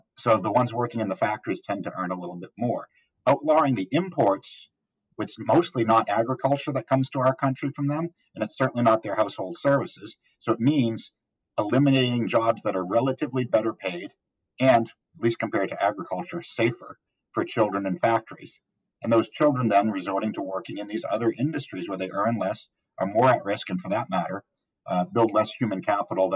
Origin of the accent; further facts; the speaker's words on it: Massachusetts, United States; now in Texas, United States; my home state, or the home state of Massachusetts